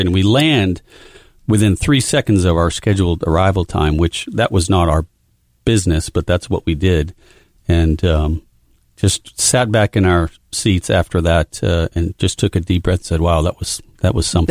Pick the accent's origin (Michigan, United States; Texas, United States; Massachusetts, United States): Massachusetts, United States; Amesbury; Growing up in a small town, very small town called Amesbury, Massachusetts